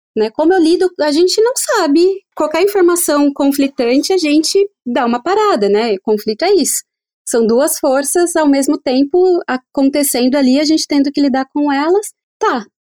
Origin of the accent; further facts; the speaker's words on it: Brazil; also born or lived in São Paulo; a gente, enquanto brasileiro